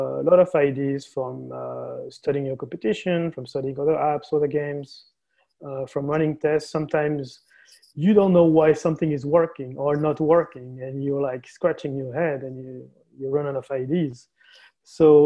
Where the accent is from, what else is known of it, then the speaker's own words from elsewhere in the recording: France; also born or lived in Barcelona, Spain; I'm from France, currently based in Paris